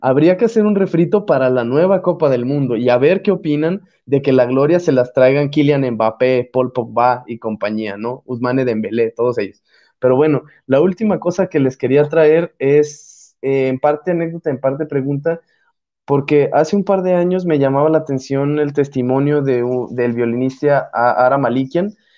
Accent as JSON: {"language": "Spanish", "country": "Mexico"}